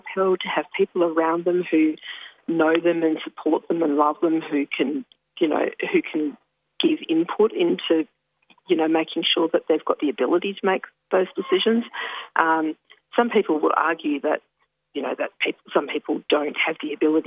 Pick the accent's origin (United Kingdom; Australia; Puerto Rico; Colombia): Australia; Ballardong Country, Western Australia; now in Victoria, Australia; I'm originally from Balladong Country in Western Australia. currently in Victoria